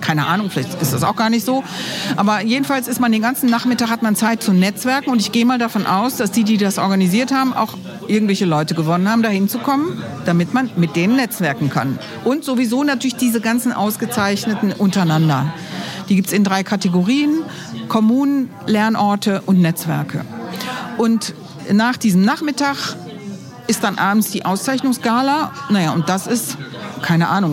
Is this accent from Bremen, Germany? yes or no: no; Cologne, North Rhine-Westphalia, Germany; now in Minden, Germany; ich bin Überzeugungsmindenerin, ursprünglich aus Köln